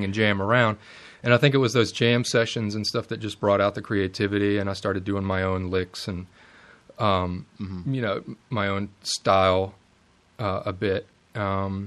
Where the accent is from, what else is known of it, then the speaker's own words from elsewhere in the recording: Richmond, Virginia, United States; I'm from the Richmond area of Virginia, born and raised.